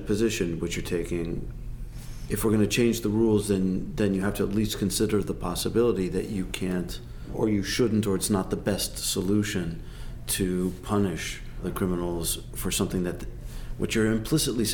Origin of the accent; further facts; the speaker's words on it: United States; as an American